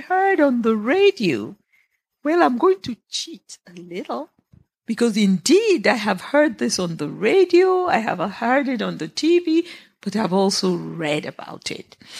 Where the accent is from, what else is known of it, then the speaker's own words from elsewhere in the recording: Nigeria; moved away; I'm Nigerian